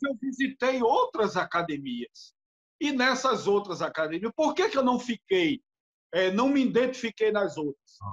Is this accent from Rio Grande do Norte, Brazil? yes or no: yes; Natal, Rio Grande do Norte, Brazil; also born or lived in Recife; eu sou de Natal, Rio Grande do Norte, aqui em Natal